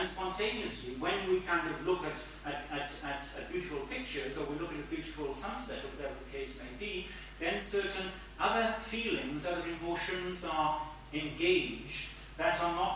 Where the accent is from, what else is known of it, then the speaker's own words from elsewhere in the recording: Cambridge, East of England, United Kingdom; I come from Cambridge, where they're all, well, not all scientists, a lot of scientists and engineers and technicians